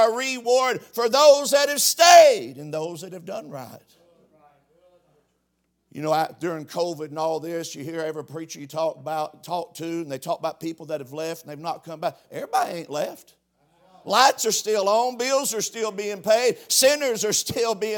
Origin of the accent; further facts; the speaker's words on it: Knox, United States; I'm from Knox